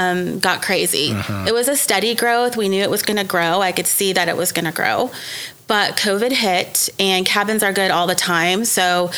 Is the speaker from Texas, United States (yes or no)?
yes; Dallas, Texas, United States; moved away as an adult; also born or lived in Grapevine, Texas; now in Ponca City, United States; I'm from Dallas, Texas, went to Grapevine High School, moved to Ponca City, Oklahoma 15 years ago.